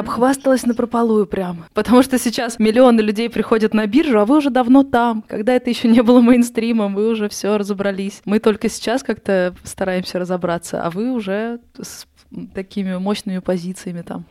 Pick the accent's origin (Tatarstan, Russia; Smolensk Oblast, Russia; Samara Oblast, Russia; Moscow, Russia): Moscow, Russia; Москва, мой родной город